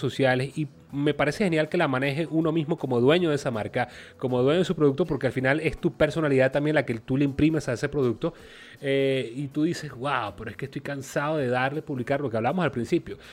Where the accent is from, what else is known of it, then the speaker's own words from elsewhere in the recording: Venezuela; somos venezolanos